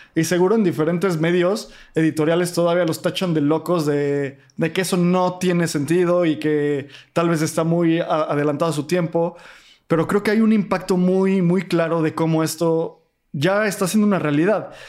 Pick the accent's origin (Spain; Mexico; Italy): Mexico; como mexicano